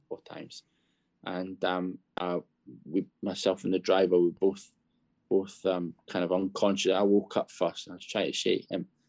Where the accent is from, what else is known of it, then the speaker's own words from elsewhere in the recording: Scotland, United Kingdom; also born or lived in Bangladesh / Kenya / Zambia; now in London, United Kingdom; I grew up in Scotland